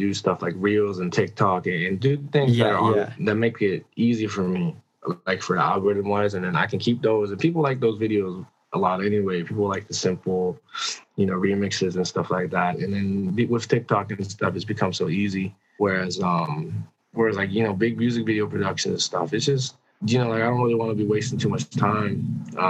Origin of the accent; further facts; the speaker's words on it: United States; now in Vancouver, Canada; I am an American.